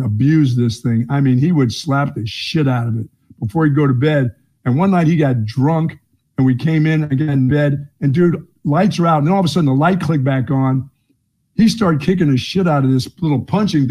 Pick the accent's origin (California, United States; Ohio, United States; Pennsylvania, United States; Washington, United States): Pennsylvania, United States; Bethlehem; moved away; also born or lived in Greensboro, North Carolina; Bethlehem, Pennsylvania